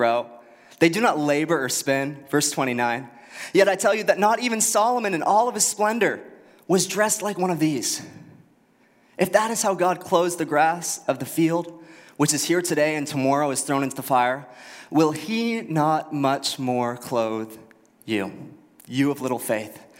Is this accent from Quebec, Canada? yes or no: no; Halifax, Nova Scotia, Canada; also born or lived in Fredericton, New Brunswick / United States; now in Moncton, Canada; born in Fredericton, grew up in Halifax